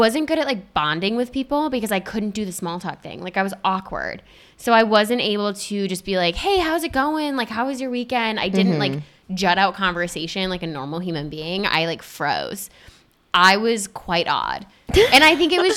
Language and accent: English; Spring Lake, Michigan, United States; Spring Lake, Michigan, right outside of Grand Haven